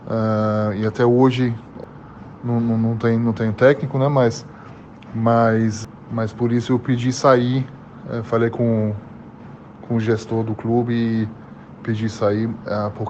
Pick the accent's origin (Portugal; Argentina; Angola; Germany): Germany; Portuguese is a second language; now in Brazil; as pessoas que pode pensar que eu vou ficar com dificuldade porque eu vim da Alemanha